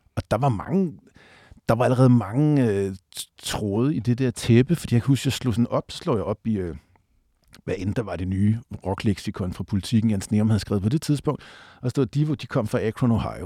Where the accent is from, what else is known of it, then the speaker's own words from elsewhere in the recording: Southwest Jutland, Southern Denmark, Denmark; nu er jeg vokset op nede på Sydvestjylland